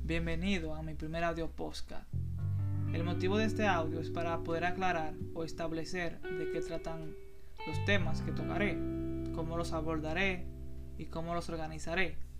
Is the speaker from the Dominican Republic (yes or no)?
yes; Santiago, Dominican Republic; Soy un joven dominicano de 23 años, escritor y estudiante. Soy proveniente de la provincia de Santiago, de República Dominicana